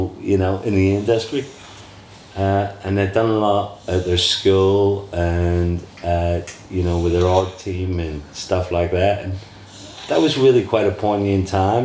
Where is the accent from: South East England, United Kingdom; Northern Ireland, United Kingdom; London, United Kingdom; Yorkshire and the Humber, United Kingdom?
Northern Ireland, United Kingdom; Belfast; moved away; I'm from Belfast originally